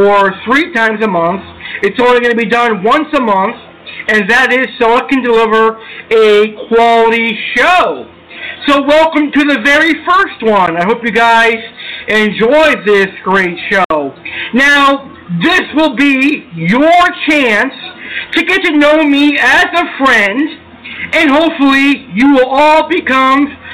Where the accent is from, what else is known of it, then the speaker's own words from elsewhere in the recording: Springfield, Massachusetts, United States; also born or lived in Tampa, Florida; I grew up in Springfield, Mass